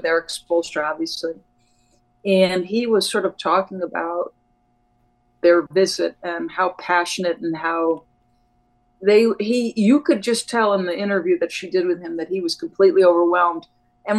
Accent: New Jersey, United States; also born or lived in New York; when I was 7 years old, we moved from New York to New Jersey. We happened to move right next door to a park.

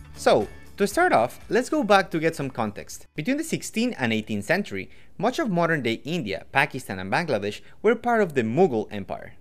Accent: Quito, Pichincha, Ecuador; I'm from Quito, Ecuador

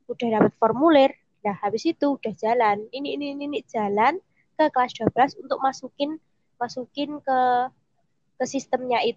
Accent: East Java, Indonesia; apalagi aku kan dari Jawa Timur sendiri

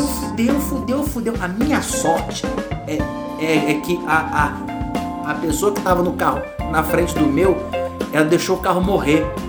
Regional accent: Rio de Janeiro, Brazil; now in São Paulo, Brazil; eu sou do Rio de Janeiro, criado é na favela, nas favelas do Rio de Janeiro. Que Nossa querida Vila Kennedy

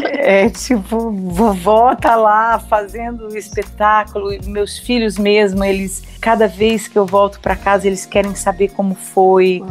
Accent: Ribeirão Preto, São Paulo, Brazil; Eu sou do interior de São Paulo, uhum. de um lugar muito próximo a Minas. Então, eu sempre falei Uai, trem. Olha. É, que é Ribeirão Preto

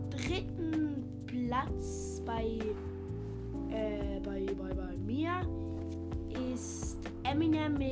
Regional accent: Italy; ich bin Italiener.

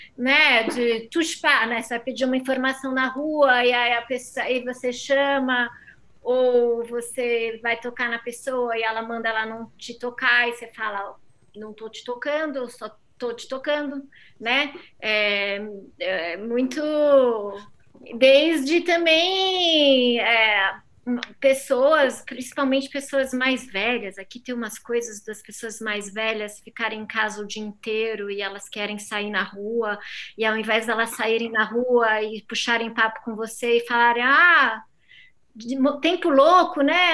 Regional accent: Rio de Janeiro, Brazil; moved away as an adult; now in France; Eu, eu nasci no Rio de Janeiro, eu cresci no Rio de Janeiro

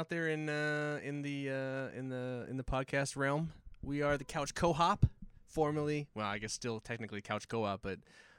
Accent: Hawaii, United States; I'm Hawaiian

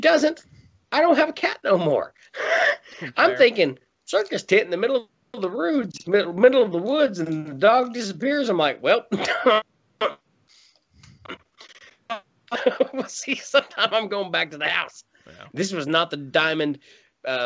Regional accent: the South, United States; as a Southerner

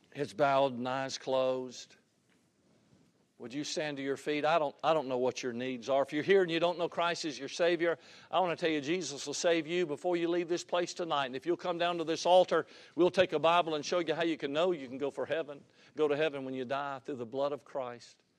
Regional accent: Georgia, United States; Cleveland, Georgia, my home state

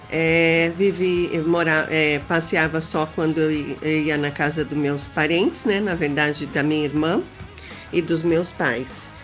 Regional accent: São Paulo, Brazil; eu não sou do norte, não. Eu sou aqui de São Paulo, é, na, da mesma cidade que a Beth, né? São Paulo, capital

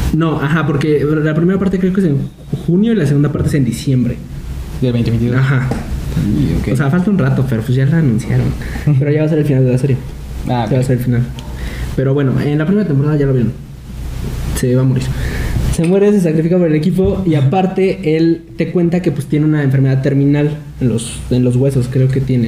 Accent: Mexico; nosotros como mexicanos

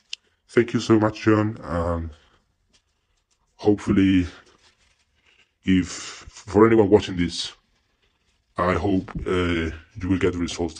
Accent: Spain; accent: mix between Spanish and American accent; English is a second language; But I speak Spanish. Soy español. In other words, I'm not white because I'm from Spain, Europe.

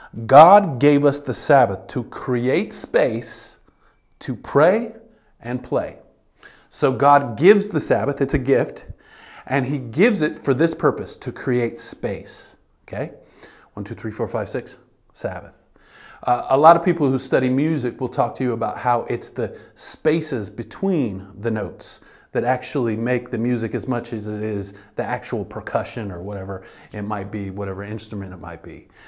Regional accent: United States; This is something that we resist as humans, but especially as American humans. We resist your word very strongly here as a culture, and even as a church.

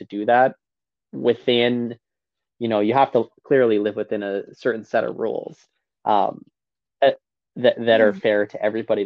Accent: Lacombe, Alberta, Canada; in Lacombe in my hometown in Alberta

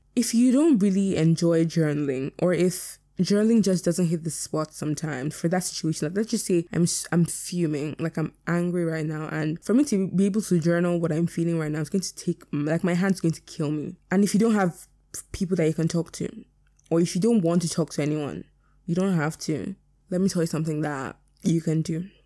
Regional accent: Nigeria; being Nigerian is my biggest flex

